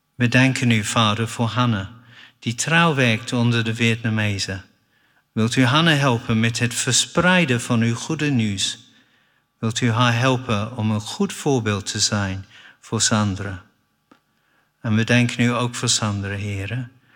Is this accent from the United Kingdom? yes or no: yes; England, United Kingdom; Dutch is a second language; moved away as an adult; now in Netherlands; door de genade van God ben ik een Engelsman. Want ik heb niet gekozen om in Engeland geboren te zijn